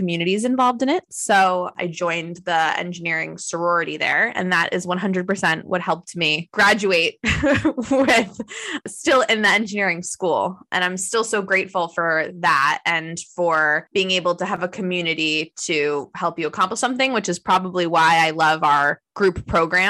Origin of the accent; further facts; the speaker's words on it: South Florida, United States; also born or lived in Massachusetts; we moved to South Florida. And so I spent ages 11 to 18 in South Florida.